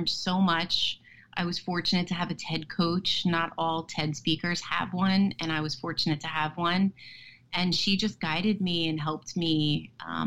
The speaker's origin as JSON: {"language": "English", "town": "Westfield", "region": "New Jersey", "country": "United States", "tie": "born or raised there", "said": "I live in Westfield and I was raised here. This is my hometown."}